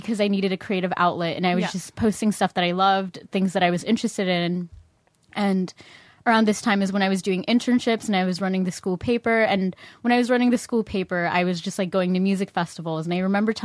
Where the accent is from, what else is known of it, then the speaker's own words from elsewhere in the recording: Orange County, California, United States; also born or lived in San Fernando Valley, California / Philippines; I grew up in Orange County